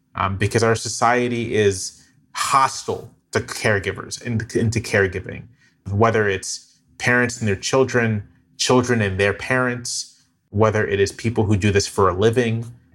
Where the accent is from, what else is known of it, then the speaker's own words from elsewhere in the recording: Virginia, United States; I'm from Virginia, but my parents are from Georgia and Florida. We're descendants of enslaved people.